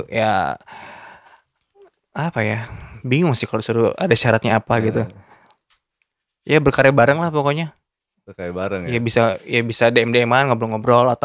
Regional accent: Lampung, Indonesia; now in Jakarta, Indonesia; gue asal hmm, dari sini gitu ya, kan iya, gue pengen Lampung. pengen ya pengen akhirnya pas pas momennya hmm. lebaran gue balik ke Lampung

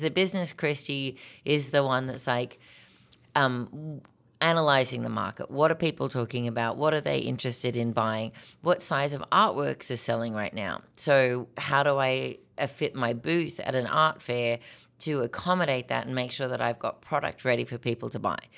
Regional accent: Australia; moved away as an adult; now in Minnesota, United States; I was born in Australia to an American father and Australian mom, um, but I spent most of my life growing up in Australia

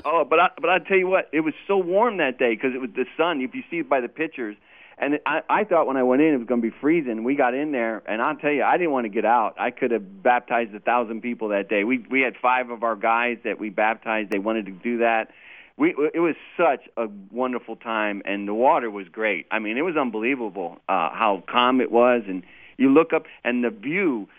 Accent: California, United States; now in Martinsburg, United States; I, I'm from California

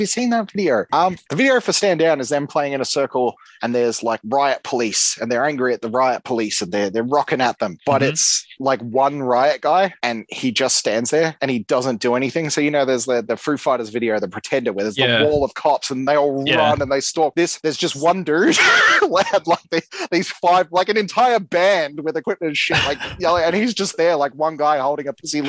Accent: Melbourne, Victoria, Australia; We come from Melbourne, Australia

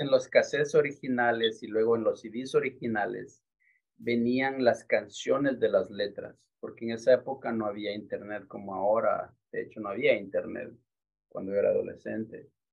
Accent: Quito, Pichincha, Ecuador; moved away as an adult; now in Newark, United States; yo nací en Quito, Ecuador. Nací y crecí en Quito, Ecuador hasta la edad de tres años.

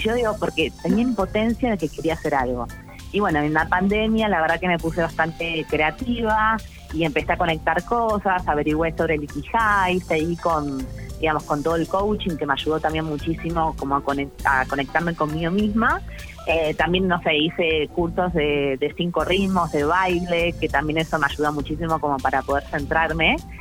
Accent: Argentina; en mi país

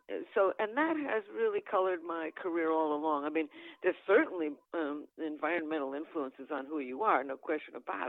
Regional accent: New Canaan, Connecticut, United States; also born or lived in New York City; I grew up in New Canaan, Connecticut, which is, a bedroom community for New York.

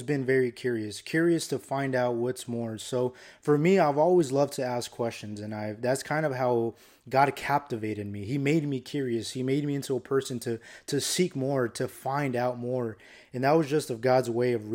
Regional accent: Phoenix, Arizona, United States; I grew up here in Phoenix, Arizona

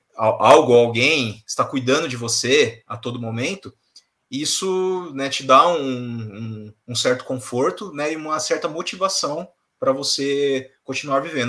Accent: São Paulo, Brazil; eu nasci aqui, eu, eu, nasci no Brasil, em São Paulo

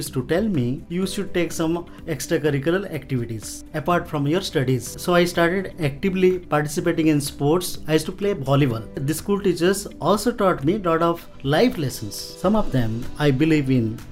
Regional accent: Odisha, India; now in Bangalore, India; I am basically from Odisha. I have finished my schooling from Hrudananda High School, Tambakari, Moyurbhanj, Odisha

